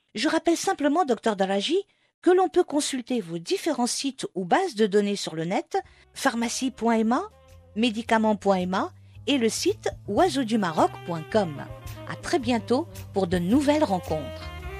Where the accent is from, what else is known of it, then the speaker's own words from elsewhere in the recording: Morocco; chez nous au Maroc